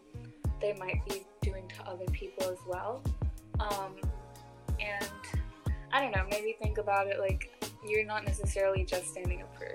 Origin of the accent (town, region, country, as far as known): United States; born or raised there